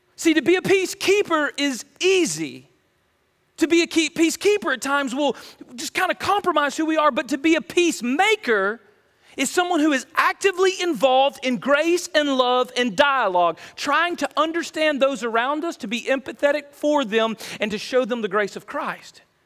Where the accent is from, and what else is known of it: United States